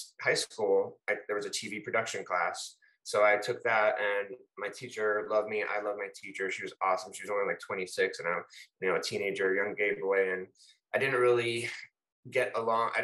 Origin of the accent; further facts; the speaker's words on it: Fort Lauderdale, Florida, United States; I'm actually born and raised in Fort Lauderdale, Florida, South Florida